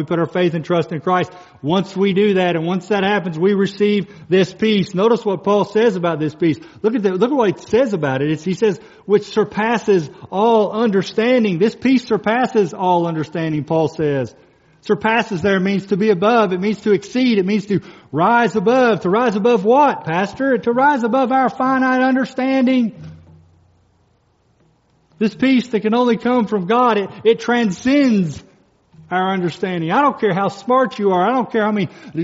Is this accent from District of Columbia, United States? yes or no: no; Kentucky, United States; moved away; I'm from Kentucky. Dane and I were from Kentucky